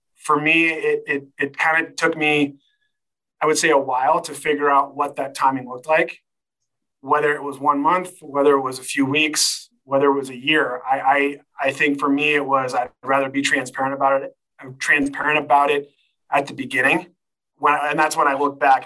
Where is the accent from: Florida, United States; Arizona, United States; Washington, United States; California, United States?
California, United States; Sacramento; moved away as an adult; now in Colorado, United States; Live here in the great state of Colorado, and uh, I'm originally from Sacramento, but uh, I've been fortunate enough to uh, live in Colorado now for shoot almost 15 years now